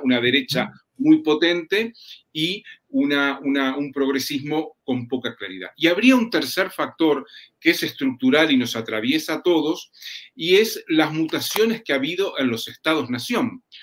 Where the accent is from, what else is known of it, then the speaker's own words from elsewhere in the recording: Uruguay; en mi país, en Uruguay